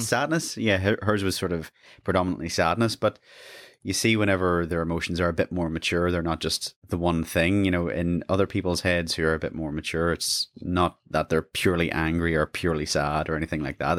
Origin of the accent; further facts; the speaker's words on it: Lurgan, Northern Ireland, United Kingdom; I'm originally from Lurgan, another small town